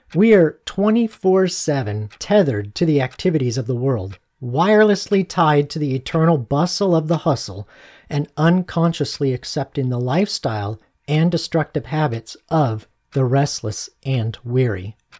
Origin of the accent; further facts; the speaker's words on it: Arizona, United States; moved away; I'm from Arizona originally